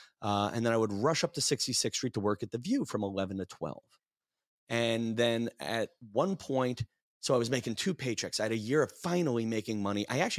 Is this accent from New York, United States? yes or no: yes; New York City, New York, United States; born there; You know, like I was born in Southeast Brooklyn, and yeah, that's a very Republican neighborhood.